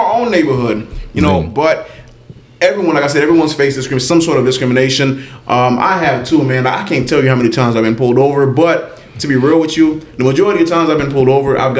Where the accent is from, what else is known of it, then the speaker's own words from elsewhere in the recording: Miami, Florida, United States; was raised in Miami, man.